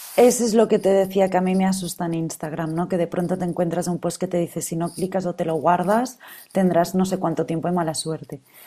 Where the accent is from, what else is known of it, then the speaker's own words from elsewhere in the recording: Catalonia, Spain; yo soy catalana y en mi tierra se come súper bien